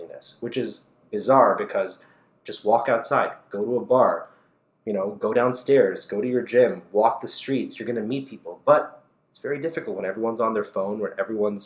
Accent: Toronto, Ontario, Canada; a young kid growing up in Scarborough

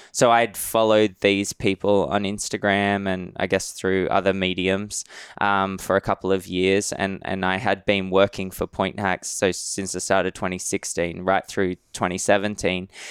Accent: Sydney, New South Wales, Australia; accent: Australian; moved away as an adult; also born or lived in Madrid / Austin; So I grew up in Sydney, Aus, in Western Sydney

